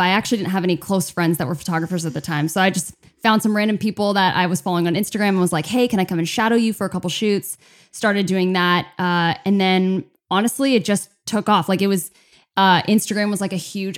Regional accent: California, United States; also born or lived in Chicago, Illinois; I'm American. Uh, uh-huh. Born Chicago, moved over to California when I was just a baby with my family

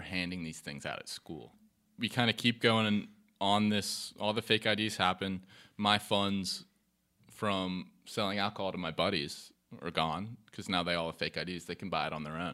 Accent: Charlotte, North Carolina, United States; I'm from Charlotte, born in Charlotte all my life, Quinn City. Um, went to Charlotte Latin, um, K through twelve

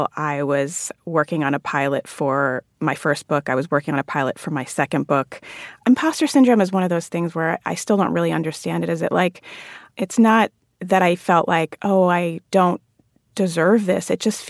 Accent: Jamaica; now in United States; come to this country from a majority Black country like mm-hmm. Jamaica, and you think of yourself as Jamaican because culturally you are Jamaican.

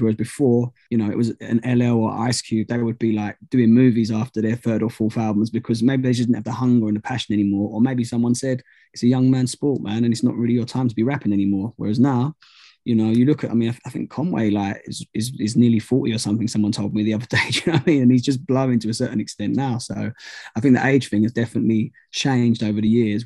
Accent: United Kingdom; I'm not actually from London, I'm just outside

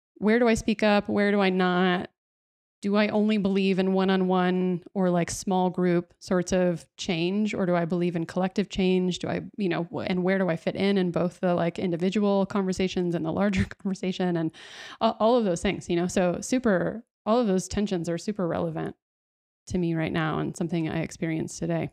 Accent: Dallas, Texas, United States; in Texas, I grew up in Dallas

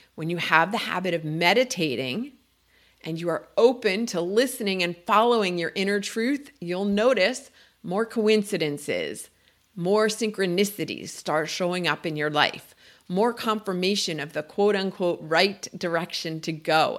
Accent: New Jersey, United States; moved away; I grew up in New Jersey

